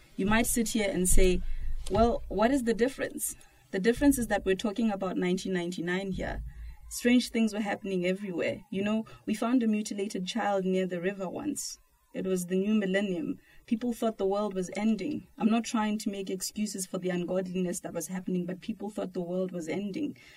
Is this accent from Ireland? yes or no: no; South Africa; I'm from South Africa